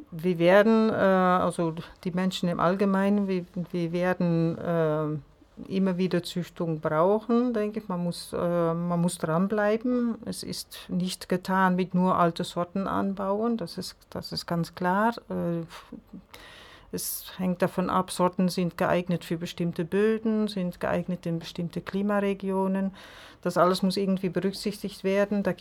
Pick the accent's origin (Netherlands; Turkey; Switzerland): Netherlands; now in Germany; seit über 20 Jahren hier in Mecklenburg sind allerdings, äh, also Isabelle ist Französin und ich bin Niederländerin.